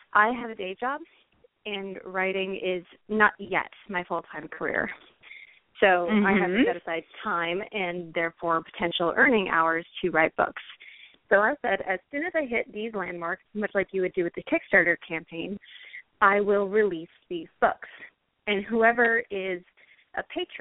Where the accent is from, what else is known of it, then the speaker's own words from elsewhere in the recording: Portland, Oregon, United States; my hometown, which is Portland, Oregon.